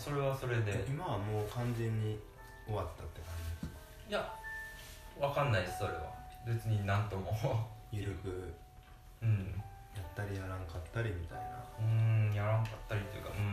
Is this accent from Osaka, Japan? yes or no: yes; Osaka, Japan; 大阪出身だからね、うん、でもうん北加賀谷北加賀谷とか